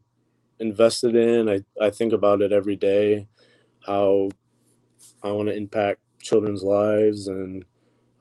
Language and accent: English; Toledo, Ohio, United States; I'm from the Toledo, Ohio area